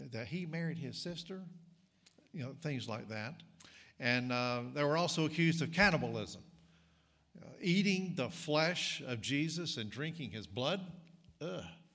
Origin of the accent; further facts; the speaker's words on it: North Carolina, United States; accent: Southern; moved away as an adult; also born or lived in East Tennessee / Mississippi; now in Illinois, United States; I grew up in North Carolina and went to college in East Tennessee. So I am a native southerner